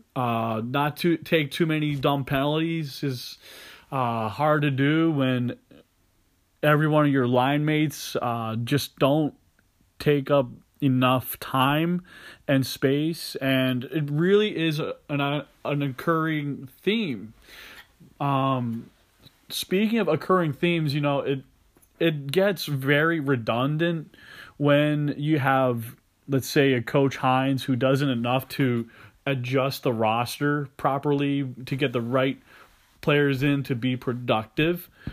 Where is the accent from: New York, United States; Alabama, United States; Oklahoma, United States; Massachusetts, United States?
Massachusetts, United States; from the state of Massachusetts, my home state